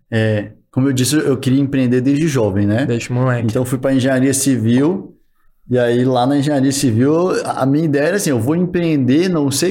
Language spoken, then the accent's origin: Portuguese; Minas Gerais, Brazil; Sou mineiro.